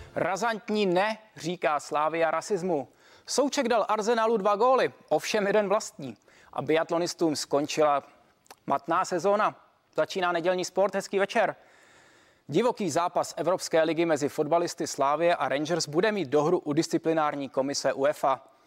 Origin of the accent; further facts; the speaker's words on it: Czechia; protože jsem Čech